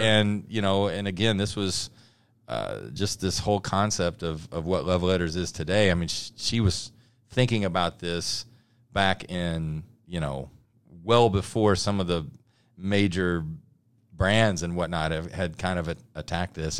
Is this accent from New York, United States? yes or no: no; Louisburg, Kansas, United States; I grew up in Lewisburg, Kansas